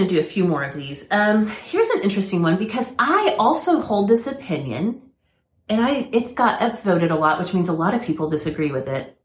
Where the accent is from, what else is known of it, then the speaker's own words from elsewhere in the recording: Oklahoma, United States; I was raised in Oklahoma too